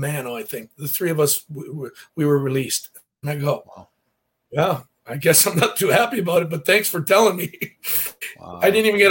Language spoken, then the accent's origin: English; Windsor, Ontario, Canada; I'm from Windsor